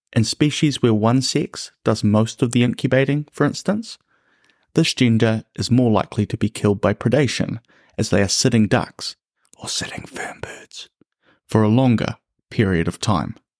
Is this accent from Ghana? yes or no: no; New Zealand; the birds of my home country